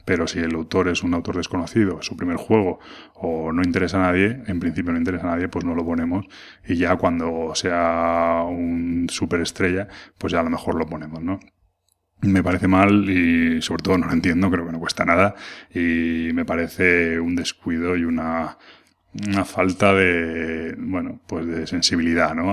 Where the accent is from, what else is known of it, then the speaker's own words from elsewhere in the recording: Madrid, Community of Madrid, Spain; soy de Madrid